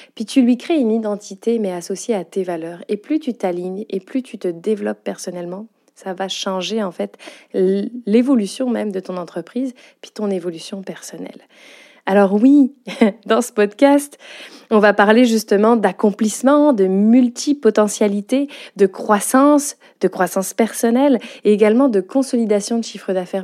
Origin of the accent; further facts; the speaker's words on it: France; accent: French with Quebec intonations; moved away as an adult; now in Quebec, Canada; tu l'as entendu à mon accent, je suis bien une Française, avec des petites intonations québécoises